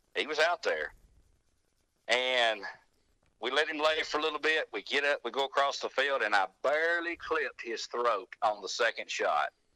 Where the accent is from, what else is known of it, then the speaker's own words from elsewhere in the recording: Arley, Alabama, United States; Winston County, Alabama